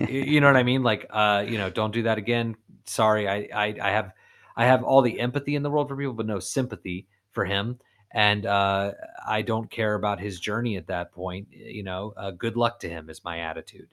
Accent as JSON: {"language": "English", "region": "Florida", "country": "United States", "said": "I'm from Florida"}